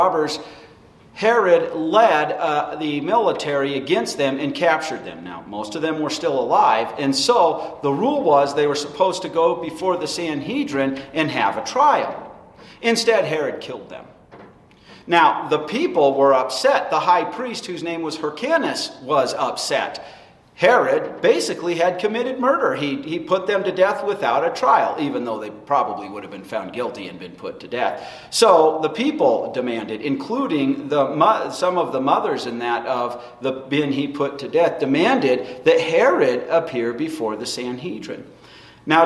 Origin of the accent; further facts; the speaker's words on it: United States; being an American citizen